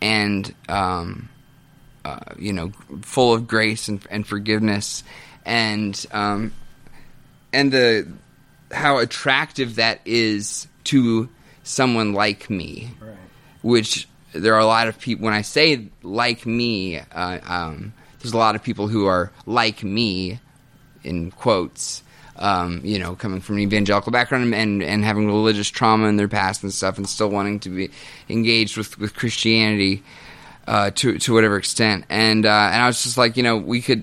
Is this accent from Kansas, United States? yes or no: yes; Kansas, United States; moved away as an adult; Kansas. I literally just moved here, just got into town